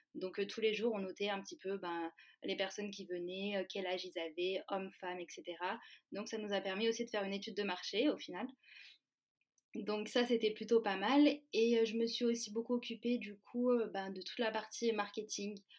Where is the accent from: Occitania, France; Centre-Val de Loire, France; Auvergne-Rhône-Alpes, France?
Auvergne-Rhône-Alpes, France; Valence; moved away as an adult; now in Paris, France; de base moi je suis de Valence